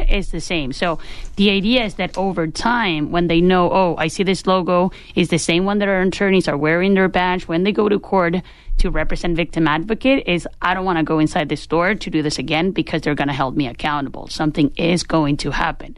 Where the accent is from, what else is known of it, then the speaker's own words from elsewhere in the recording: Chile; moved away as an adult; now in Los Angeles, United States; I'm originally from Chile, where the company was founded, and I moved to L.A.